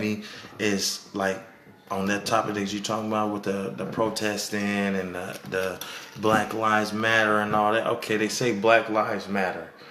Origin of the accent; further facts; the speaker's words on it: Sacramento, California, United States; we come from Sac